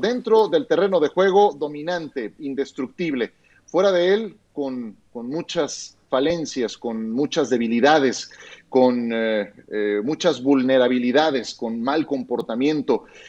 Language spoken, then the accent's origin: Spanish; Mexico; siendo mexicano